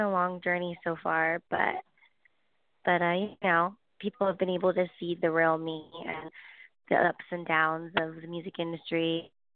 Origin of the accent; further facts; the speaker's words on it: Los Angeles, California, United States; moved away as an adult; I grew up in LA my whole life